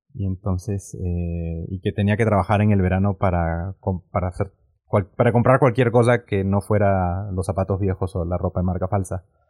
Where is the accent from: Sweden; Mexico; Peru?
Peru; nací en Perú